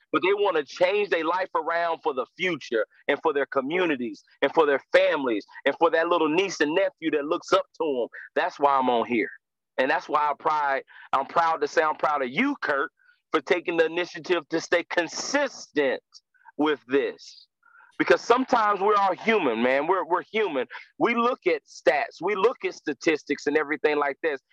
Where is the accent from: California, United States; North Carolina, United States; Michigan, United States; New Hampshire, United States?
North Carolina, United States; Winston-Salem; I'm from Winston Salem, North Carolina uh, born and raised